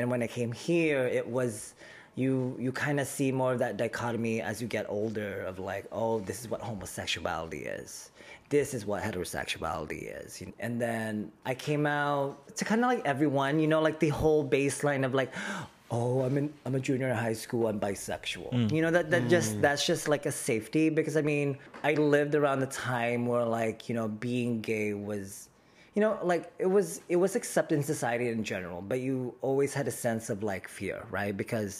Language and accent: English; Manila, Metro Manila, Philippines; born there; I was born in the Philippines. I'm very proud to be the son of our motherland, and specifically Manila.